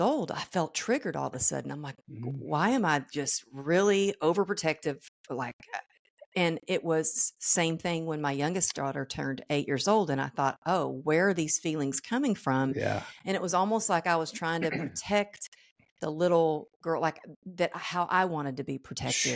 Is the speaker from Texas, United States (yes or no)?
yes; Texas, United States; moved away as an adult; also born or lived in California; I grew up in Texas